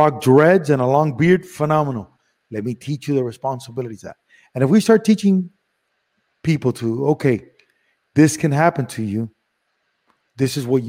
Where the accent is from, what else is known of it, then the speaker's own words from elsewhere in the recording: Miami, Florida, United States; also born or lived in Cuba / Madrid, Spain / Los Angeles / Las Vegas; I grew up in Miami where everybody's Cuban